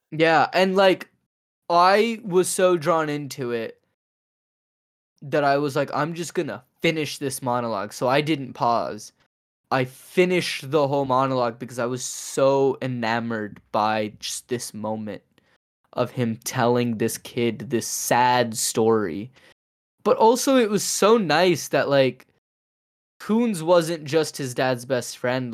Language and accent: English; Louisville, Kentucky, United States; I grew up in Louisville